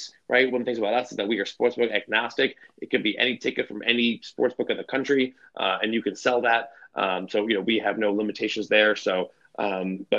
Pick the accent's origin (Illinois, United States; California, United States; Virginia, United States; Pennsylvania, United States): Illinois, United States; Chicago; I'm from Chicago.